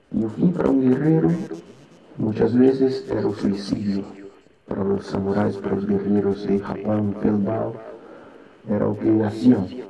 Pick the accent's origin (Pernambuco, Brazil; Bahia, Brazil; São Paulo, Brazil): Bahia, Brazil; Salvador; Spanish is a second language; now in Lima, Peru; estoy muy feliz por estar en Lima ahora, soy natural de Salvador